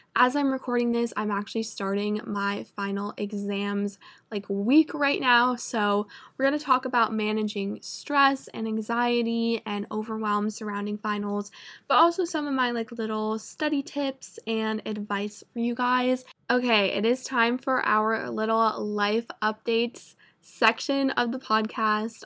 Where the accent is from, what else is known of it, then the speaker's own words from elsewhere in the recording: Vermont, United States; moved away; I'm from Vermont, which is literally, like, the most north, like, cold